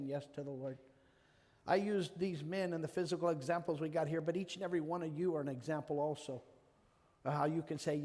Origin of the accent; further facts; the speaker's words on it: Exeter, California, United States; moved away as an adult; also born or lived in Visalia, California / Bay Area, California / Chicago, Illinois; I was born in Visalia, raised in Exeter, played Little League in Farmersville.